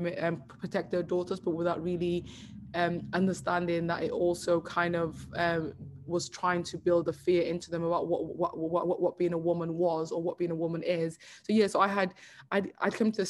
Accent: United Kingdom; I'm told that I'm British every day, but at the same time, growing up, I was never made to feel that way

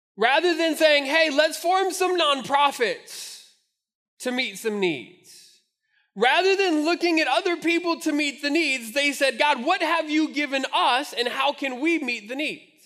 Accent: Albuquerque, New Mexico, United States; now in Omaha, United States; growing up in Albuquerque, we had the Albuquerque Dukes

